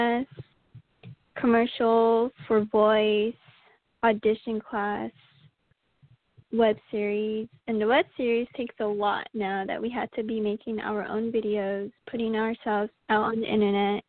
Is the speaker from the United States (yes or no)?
yes; St. Michaels, Arizona, United States; moved away as an adult; now in New York, United States; I am from St. Michael's, Arizona